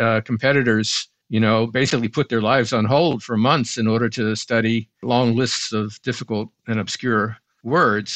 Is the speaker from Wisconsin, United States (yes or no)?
no; Dillon, South Carolina, United States; moved away; growing up in Dillon